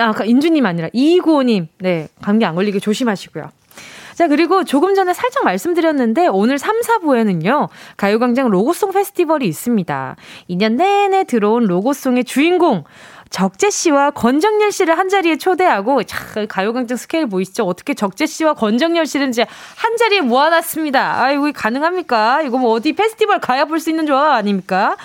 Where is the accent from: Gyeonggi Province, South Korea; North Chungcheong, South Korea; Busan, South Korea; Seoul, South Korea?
Busan, South Korea; moved away; 제가 또 고향이 부산이잖아요